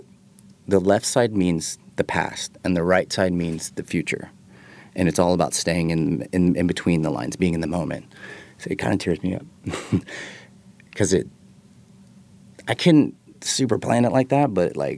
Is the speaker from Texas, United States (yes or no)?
yes; Texas, United States; So I'm from Texas, and everybody knows who Ian is.